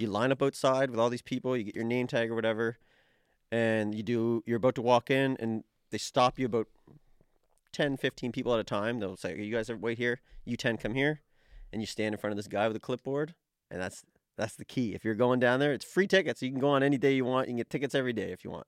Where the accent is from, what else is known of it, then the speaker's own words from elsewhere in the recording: Dartmouth, Nova Scotia, Canada; moved away; I'm from Dartmouth